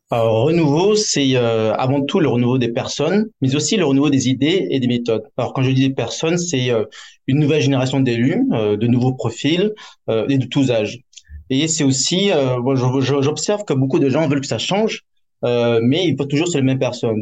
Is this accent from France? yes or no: yes; France; now in Hong Kong; En tant que Français étranger